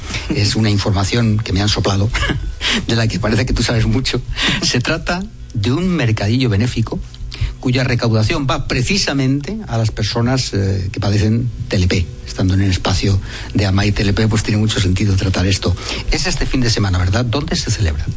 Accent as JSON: {"language": "Spanish", "country": "Spain", "said": "Somos los españoles"}